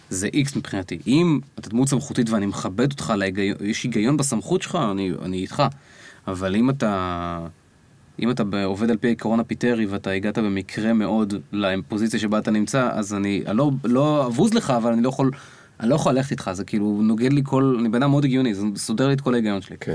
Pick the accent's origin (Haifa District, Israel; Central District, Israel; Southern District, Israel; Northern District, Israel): Haifa District, Israel; Kiryat Bialik; moved away; אני באתי מקריית ביאליק.